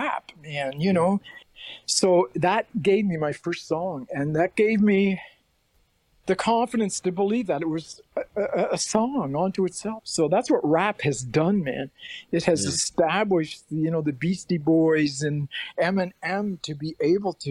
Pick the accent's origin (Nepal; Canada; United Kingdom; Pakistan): Canada; Prince Edward Island; I'm just from the East Coast of Canada, Prince Edward Island